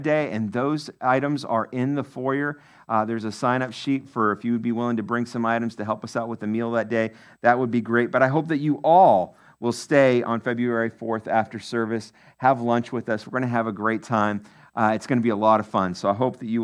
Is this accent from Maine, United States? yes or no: yes; Maine, United States; moved away; my home state, Maine